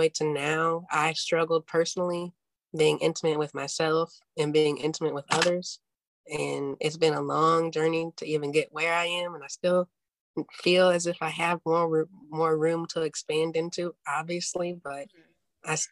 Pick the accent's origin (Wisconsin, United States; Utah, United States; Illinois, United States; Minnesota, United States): Illinois, United States; Chicago; moved away as an adult; now in New York, United States; I'm originally from Chicago.